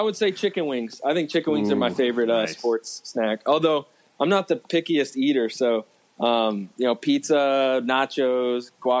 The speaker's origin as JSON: {"language": "English", "town": "Fairfax", "region": "Virginia", "country": "United States", "tie": "born or raised there", "said": "I grew up in Fairfax"}